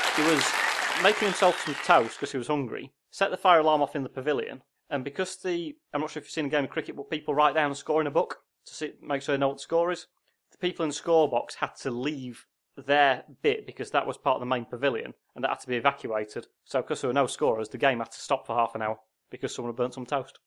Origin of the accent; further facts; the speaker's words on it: Yorkshire and the Humber, United Kingdom; we're from Yorkshire